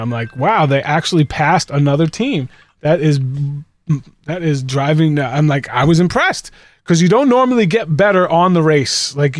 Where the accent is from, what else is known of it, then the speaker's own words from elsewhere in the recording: Boston, Massachusetts, United States; Because I'm from Boston, and it's Pedro Martinez.